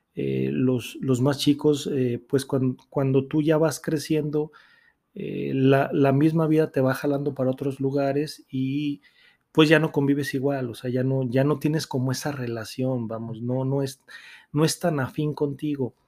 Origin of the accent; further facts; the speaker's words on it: Aguascalientes, Mexico; soy nacido aquí en Aguascalientes